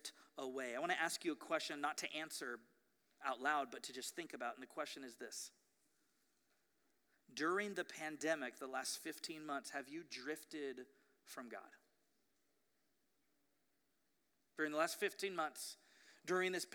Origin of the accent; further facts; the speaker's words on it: Ventura, California, United States; growing up in Ventura